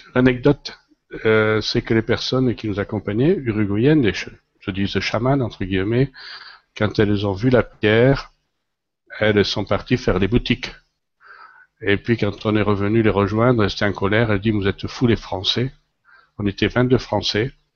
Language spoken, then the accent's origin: French; Lozère, Occitania, France; moved away; also born or lived in Paris; je suis originaire de la Lozère. Alors, la Lozère, c'est en France